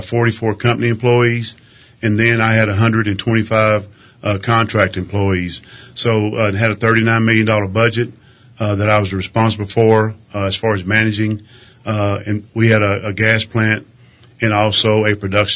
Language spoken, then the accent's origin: English; Crane, Texas, United States; also born or lived in Alpine, Texas / Midland, Texas; I was born and raised in Crane, Texas, which is about 45 miles to the south and west of Midland. I grew up in Crane